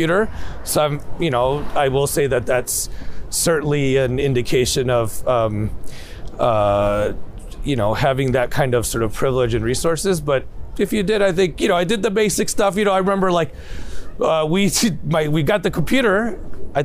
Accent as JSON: {"language": "English", "town": "Chicago", "region": "Illinois", "country": "United States", "tie": "born or raised there", "said": "my parents lived in Chicago at the time"}